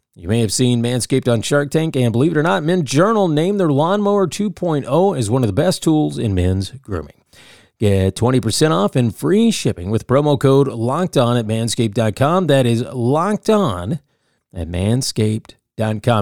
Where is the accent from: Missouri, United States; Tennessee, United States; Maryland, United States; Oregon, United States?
Tennessee, United States; Nashville; I live here in Nashville